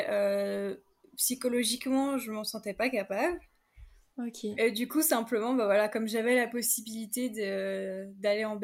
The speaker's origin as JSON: {"language": "French", "country": "France", "said": "Mais en tant que Française, c'est un processus assez compliqué."}